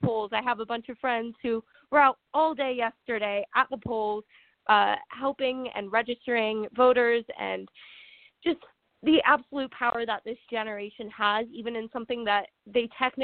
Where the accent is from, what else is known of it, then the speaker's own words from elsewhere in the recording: San Francisco Bay Area, California, United States; I grew up in California in a very progressive state, a very progressive town.